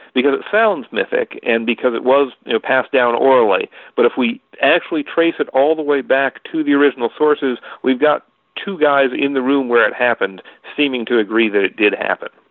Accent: Middlesex County, Massachusetts, United States; I grew up in Middlesex County, Massachusetts

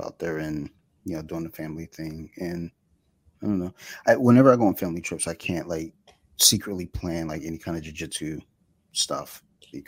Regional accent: Detroit, Michigan, United States; I'm from Detroit

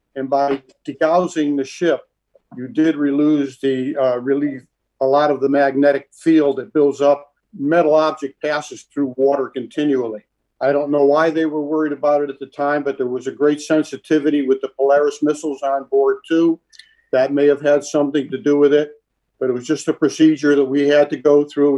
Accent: Hartford, Connecticut, United States; We grew up in Hartford, Connecticut

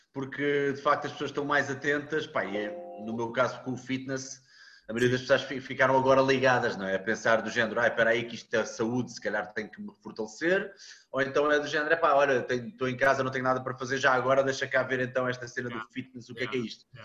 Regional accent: Coimbra, Centro, Portugal; also born or lived in Mozambique; Não, eu sou de Coimbra.

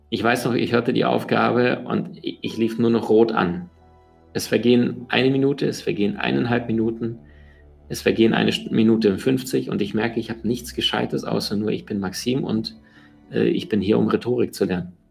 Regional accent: Siberia, Russia; born there; Denn ich bin in Sibirien geboren, wo die Schneeflocken sind, wo es sehr, sehr kalt ist.

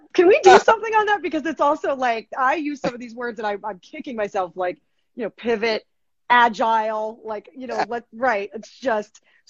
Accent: Fairfield, Connecticut, United States; At Fairfield U, my hometown, Fairfield, Connecticut.

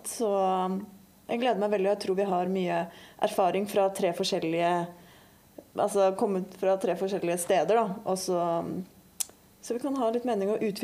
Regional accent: Oslo, Norway; moved away as an adult; also born or lived in California; now in Bergen, Norway; er opprinnelig fra Oslo

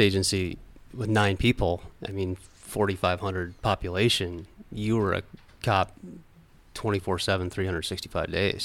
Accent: Northeast Iowa, United States; also born or lived in Fort Dodge, Iowa / Marion, Iowa; was born in Fort Dodge, Iowa. I was about four years old when we moved to Northeast Iowa

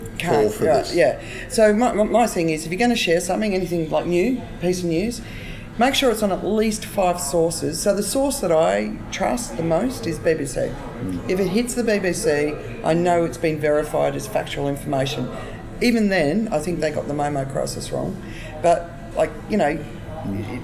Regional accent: Australia; as an Australian

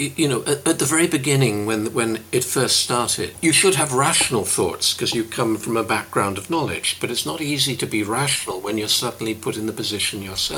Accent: Reading, South East England, United Kingdom; moved away as an adult; now in Glasgow, United Kingdom; I come from Reading, and I've lived in Glasgow for best part of 40 years

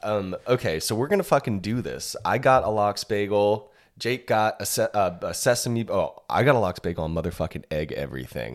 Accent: California, United States; now in Austin, United States; I'm from California originally

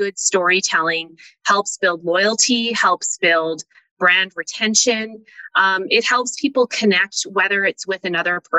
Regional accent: Calgary, Alberta, Canada; also born or lived in Toronto; Born and raised in Calgary

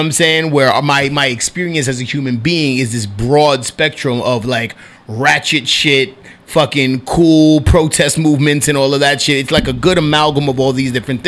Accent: New York City, New York, United States; I'm a dude from Washington Heights, Manhattan.

